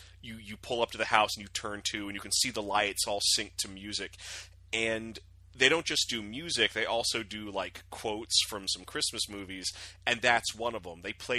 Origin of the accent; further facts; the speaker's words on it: Norfolk, Virginia, United States; My hometown of Norfolk, Virginia